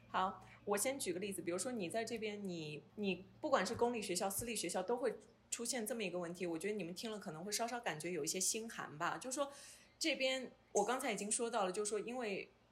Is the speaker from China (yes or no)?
yes; Hangzhou, Zhejiang, China; moved away as an adult; now in Edmonton, Canada; 我的家乡杭州